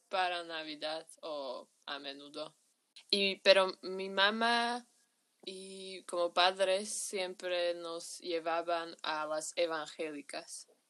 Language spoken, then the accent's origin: Spanish; Bratislava, Bratislava Region, Slovakia; Spanish is a second language; soy de Eslovaquia, de Bratislava, es la capital de aquí.